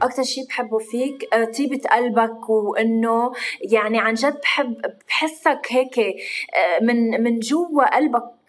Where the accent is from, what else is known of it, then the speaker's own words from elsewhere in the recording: Lebanon; نحن اللبنانيه